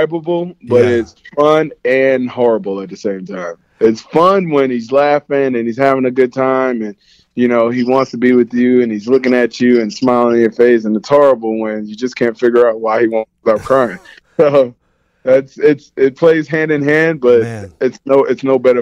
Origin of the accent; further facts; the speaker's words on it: New Jersey, United States; I'm a guy from New Jersey